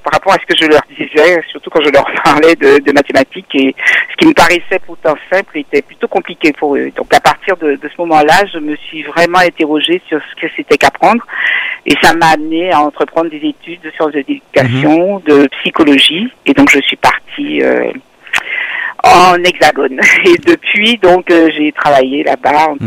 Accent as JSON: {"language": "French", "country": "Martinique", "tie": "born or raised there", "also_born_or_lived": "Guadeloupe / Saint-Martin", "moved": "as an adult", "said": "J'ai grandi jusqu'au bac à la Martinique"}